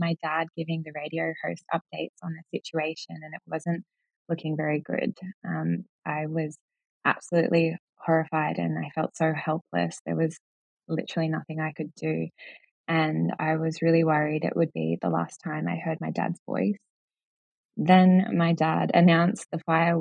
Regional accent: Jervis Bay, New South Wales, Australia; I grew up in Jervis Bay on the south coast of New South Wales

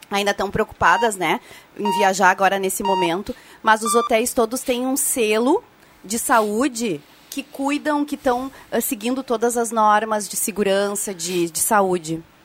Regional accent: Cachoeira do Sul, Rio Grande do Sul, Brazil; moved away; da minha terra lá, Cachoeira do Sul.

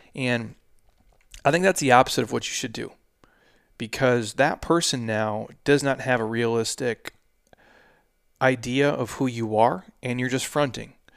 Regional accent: Midwest, United States; now in Arizona, United States; I drove trucks as a kid, obviously, in the Midwest, uh, all through the winters

